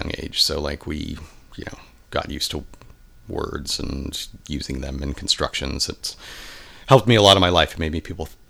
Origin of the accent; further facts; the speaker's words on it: El Cajon, California, United States; moved away as an adult; also born or lived in England / Santa Barbara; now in San Francisco, United States; So I grew up in El Cajon, which is East County in San Diego. And I lived there for most of my early life. I lived for a year in England.